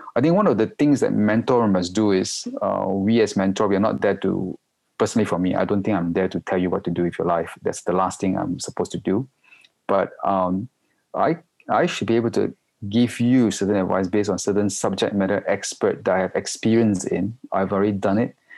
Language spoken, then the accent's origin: English; Malaysia; moved away as an adult; also born or lived in Singapore; now in Hong Kong; I'm a Malaysian, uh, and, but I'm based in Hong Kong for the past 16 years already.